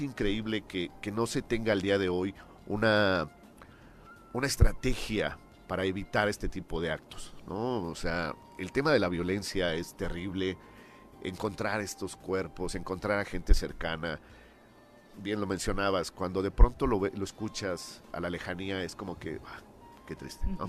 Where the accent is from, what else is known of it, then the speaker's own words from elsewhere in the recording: Mexico City, Mexico; moved away as an adult; now in Morelos, Mexico; Yo soy de la Ciudad de México, tengo 22 años ya viviendo aquí en el estado